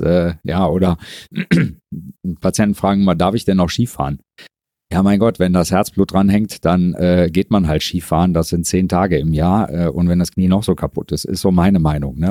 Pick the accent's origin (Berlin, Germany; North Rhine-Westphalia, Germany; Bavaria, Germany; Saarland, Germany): North Rhine-Westphalia, Germany; Mönchengladbach; also born or lived in Frankfurt / Düsseldorf; Arbeite hier eigentlich an meinem Geburts- und Wohnort